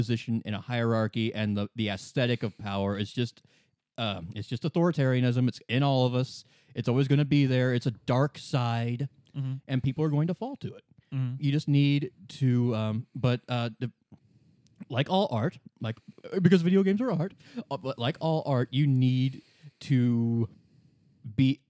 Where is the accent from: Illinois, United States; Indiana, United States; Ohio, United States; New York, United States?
Indiana, United States; Southern; we grew up in Southern Indiana